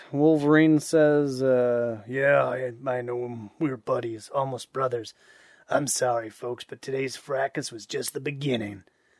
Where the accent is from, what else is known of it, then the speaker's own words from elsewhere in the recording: Ottawa, Ontario, Canada; Yeah, I come from Ottawa.